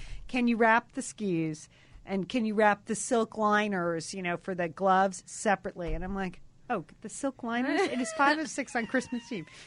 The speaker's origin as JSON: {"language": "English", "town": "Fairfield", "region": "Connecticut", "country": "United States", "tie": "born or raised there", "said": "we grew up in Fairfield, Connecticut"}